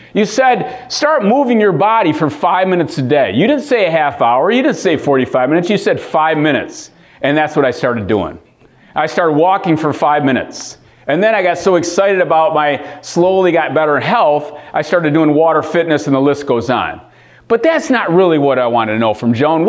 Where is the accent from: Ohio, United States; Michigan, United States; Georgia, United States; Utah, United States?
Michigan, United States; Lansing; I'm born and raised in Lansing